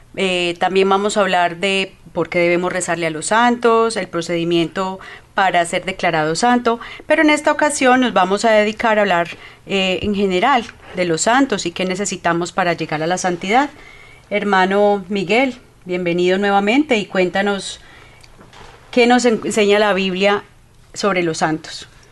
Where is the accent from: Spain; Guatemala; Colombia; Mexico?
Colombia; now in Canada; Somos de Colombia